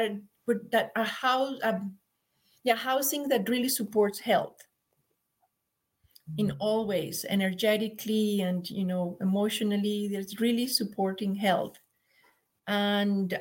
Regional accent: Colombia; moved away as an adult; also born or lived in San Jose, United States; now in Mount Shasta, United States; we're from Colombia

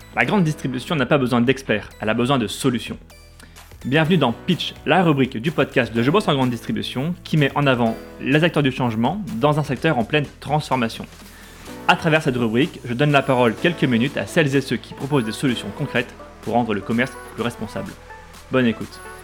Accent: Haiti; moved away; Je suis euh, repartie en fait m'installer à Haïti, mon pays d'origine

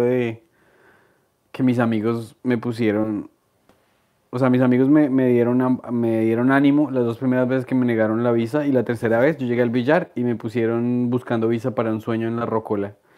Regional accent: Colombia; moved away as an adult; also born or lived in Queens, New York; now in New York, United States

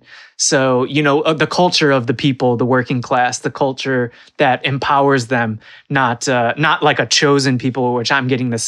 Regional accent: United States; a kid growing up in America

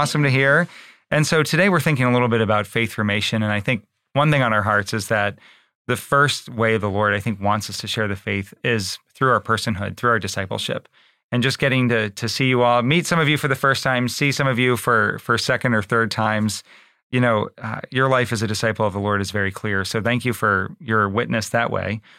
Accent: Baltimore, Maryland, United States; moved away; I grew up in Baltimore

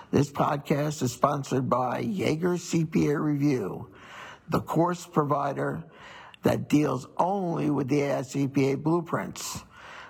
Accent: Long Island, New York, United States; now in Maryland, United States; I was born and raised in New York, Long Island

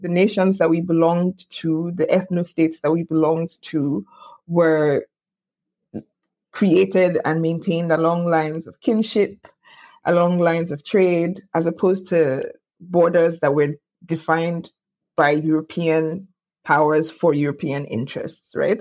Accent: Lagos, Nigeria; I was born in Lagos

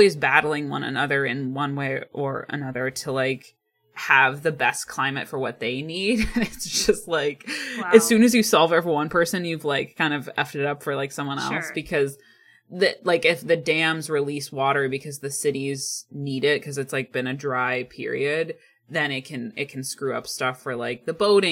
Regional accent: Ohio, United States; now in Pacific Northwest, United States; growing up in Ohio

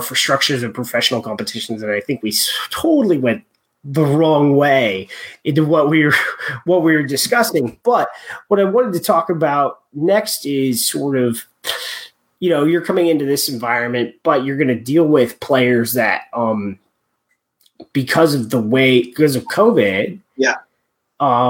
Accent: United States; I'm an American and I come from an American culture

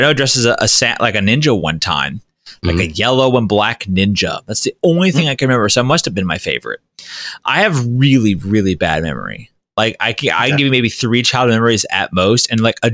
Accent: Florida, United States; I grew up in Florida.

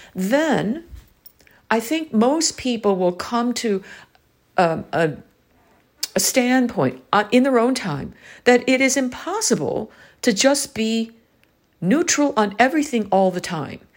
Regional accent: United States; growing up in the American education system

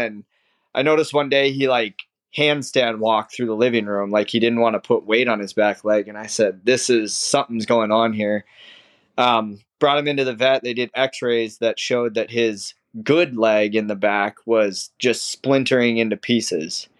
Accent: Minnesota, United States; moved away as an adult; now in Sarasota, United States; I grew up in Minnesota

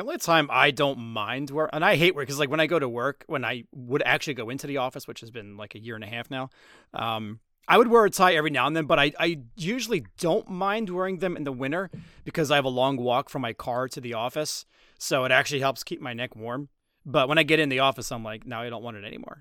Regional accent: Trenton, New Jersey, United States; Trenton, New Jersey, my hometown

